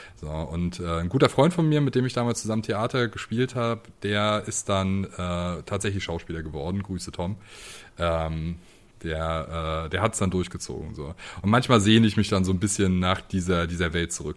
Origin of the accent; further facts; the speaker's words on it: Greifswald, Mecklenburg-Vorpommern, Germany; also born or lived in Leipzig; now in Dresden, Germany; meine Heimatstadt spreche. ähm, also Greifswald ist äh, eine kleine